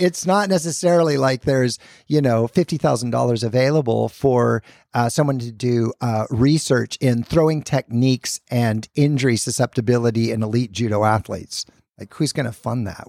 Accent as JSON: {"language": "English", "town": "Bend", "region": "Oregon", "country": "United States", "tie": "born or raised there", "also_born_or_lived": "Idaho", "moved": "as an adult", "said": "I grew up in Bend, Oregon, so not that, that far, just one state north."}